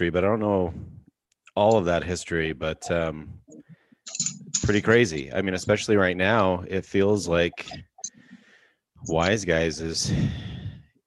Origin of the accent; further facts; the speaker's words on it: Canada; moved away; where I grew up in Canada